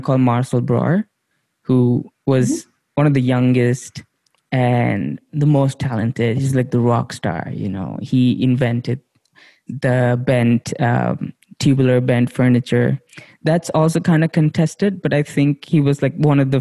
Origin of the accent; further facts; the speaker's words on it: India; growing up in India, we saw that chair everywhere